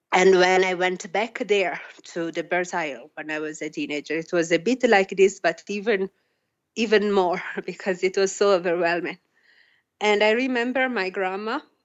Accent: Italy; moved away; also born or lived in Australia; I grew up in Italy and Australia

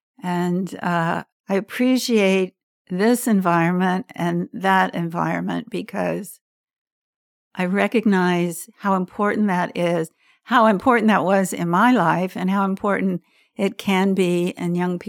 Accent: Norfolk, Virginia, United States; born there; I was born in Norfolk, Virginia, in a hospital there. I was the third of seven children.

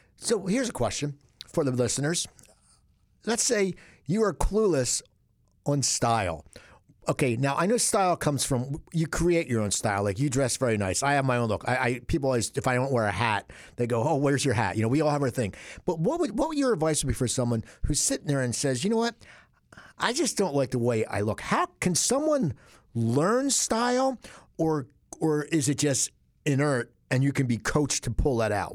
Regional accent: Cherry Hill, New Jersey, United States; moved away; also born or lived in West Coast, United States; I'm from Cherry Hill, but I was on the West Coast and I was away for twenty-five or twenty-six years.

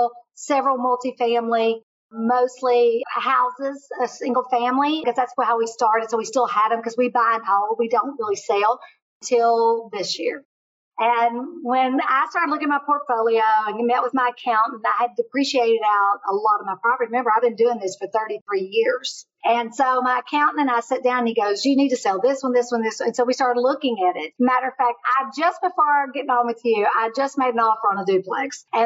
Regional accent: Kentucky, United States; moved away; I'm from Kentucky. It was a great way every week to get back to Kentucky to be around my family.

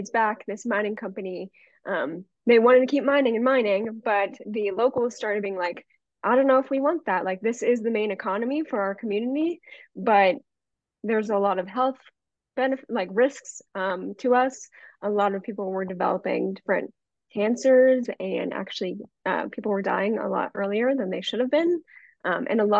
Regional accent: Pennsylvania, United States; growing up in Pennsylvania

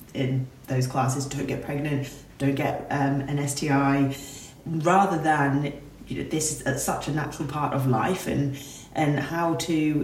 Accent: United Kingdom; our culture and being British

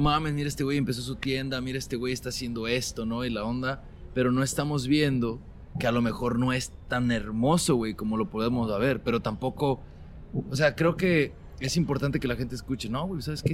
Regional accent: Mexico; now in Sacramento, United States; como migrantes y como mexicanos

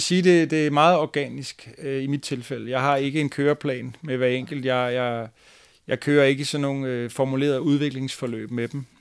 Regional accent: Fredensborg, Capital Region of Denmark, Denmark; den lokale fodboldklub i Fredensborg, hvor jeg kommer fra

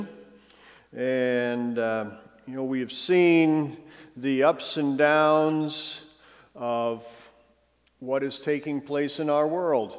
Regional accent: United States; I love being an American, I'm honored to be an American

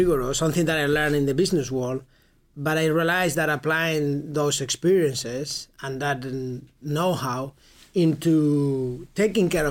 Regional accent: Madrid, Community of Madrid, Spain; my hometown in Madrid

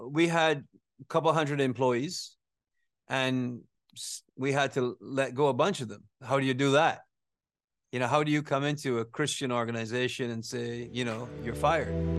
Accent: Barbados; moved away; I grew up there, you know, I went to school there, I went to work there, I got married there.

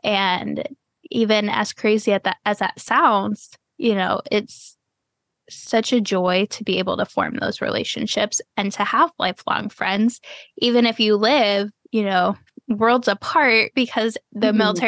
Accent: Florida, United States; also born or lived in Cleveland / Texas; Like, I was born in Cleveland, and then I spent a few years in Texas, and then I've spent the rest of my life in Florida.

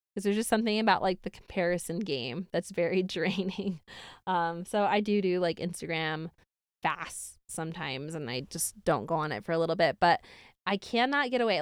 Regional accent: Syracuse, New York, United States; now in Utah, United States; I grew up in Syracuse, New York, somewhere upstate

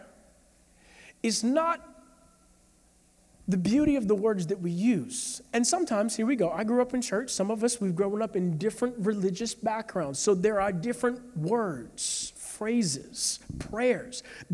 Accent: St. Petersburg, Florida, United States; I'm from South St. Pete

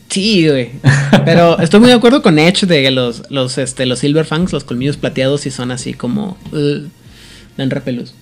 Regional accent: Ciudad Juárez, Chihuahua, Mexico; yo quiero mucho mi tierra, ¿no? Pero en Juárez

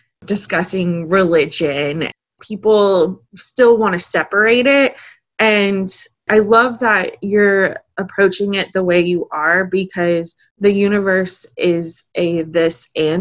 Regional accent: Austin, Texas, United States; I'm from Austin

